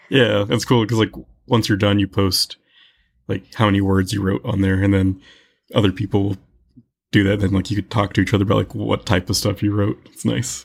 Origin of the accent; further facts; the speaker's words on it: Tucson, Arizona, United States; born and raised in Tucson